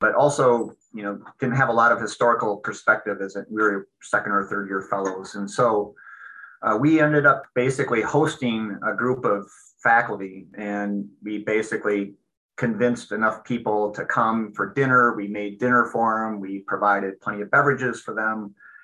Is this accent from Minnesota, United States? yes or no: yes; Minnesota, United States; moved away as an adult; also born or lived in Seattle; I grew up in Minnesota, I came back here initially at the University of Minnesota